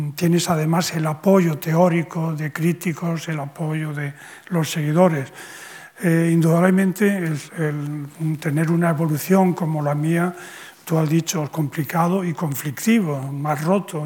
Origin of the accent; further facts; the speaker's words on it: Spain; la condición de español, en, mi caso.